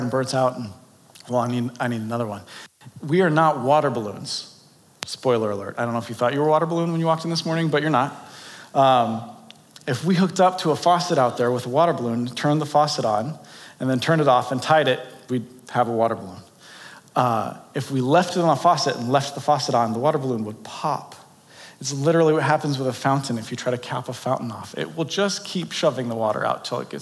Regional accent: San Diego, California, United States; now in Boulder City, United States; I grew up in San Diego

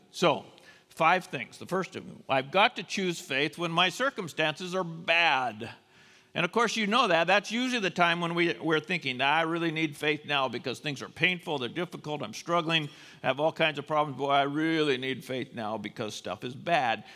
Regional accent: United States; as American Christians

